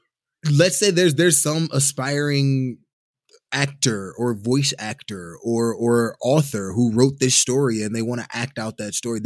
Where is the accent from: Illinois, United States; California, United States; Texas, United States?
Illinois, United States; Chicago; I'm from Chicago